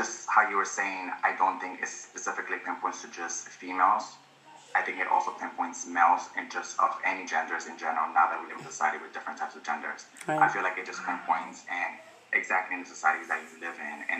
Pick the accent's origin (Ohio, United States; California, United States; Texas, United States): California, United States; Los Angeles; now in New York, United States; I am from